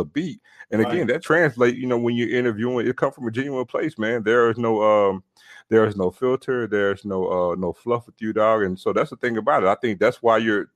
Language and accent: English; Mississippi, United States; moved away; I'm from Mississippi